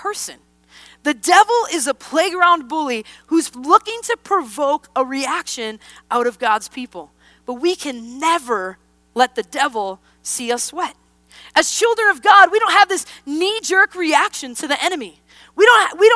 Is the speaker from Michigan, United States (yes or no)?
no; Wisconsin, United States; born or raised there; moved away